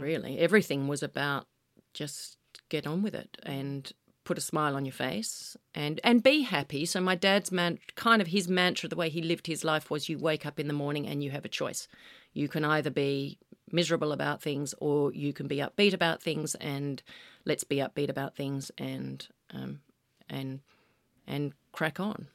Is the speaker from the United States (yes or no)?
no; Western Australia, Australia; moved away; being an Aussie kid